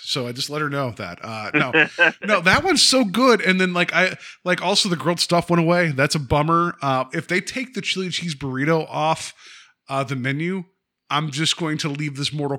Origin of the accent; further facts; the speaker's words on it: West Virginia, United States; moved away; where I grew up and, in West Virginia